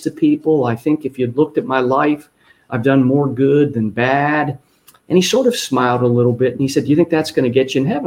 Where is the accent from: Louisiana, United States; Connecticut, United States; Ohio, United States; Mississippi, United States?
Ohio, United States; I go back to my hometown in Ohio